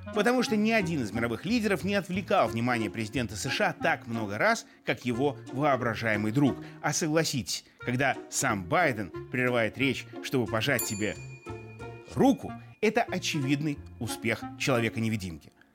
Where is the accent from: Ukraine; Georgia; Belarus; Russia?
Belarus; мы белорусы